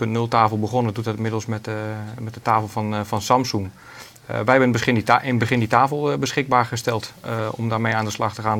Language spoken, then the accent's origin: Dutch; Netherlands; wij als Nederlanders